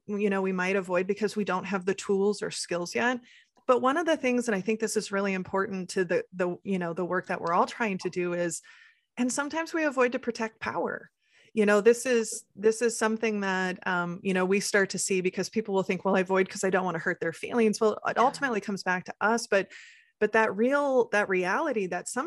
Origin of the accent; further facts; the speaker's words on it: Midwest, United States; I come from generations, especially growing up in the Midwest and, you know, our Midwest nice